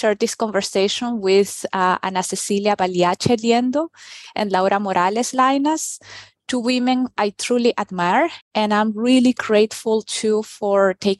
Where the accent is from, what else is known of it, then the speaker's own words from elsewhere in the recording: Venezuela; moved away as an adult; also born or lived in Peru; now in Stuttgart, Germany; I have been living in Germany, Stuttgart, Germany, for the past 10 years, but I was born in Peru and raised in Venezuela. So I think you can say I'm Latina to the core.